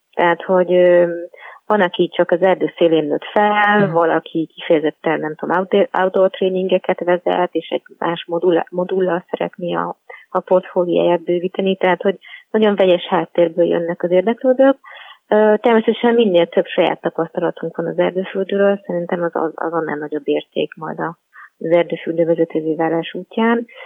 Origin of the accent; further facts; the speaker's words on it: Budapest, Hungary; also born or lived in Pilis; egy budapesti városi lány vagyok, panelhátban nőttem fel